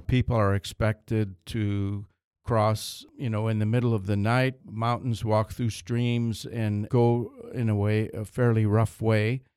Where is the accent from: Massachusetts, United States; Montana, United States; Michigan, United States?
Michigan, United States; I come from Michigan